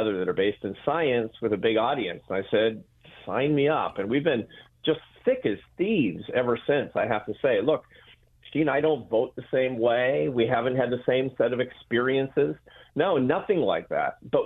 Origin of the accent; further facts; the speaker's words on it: Seattle, Washington, United States; I grew up in Seattle, Washington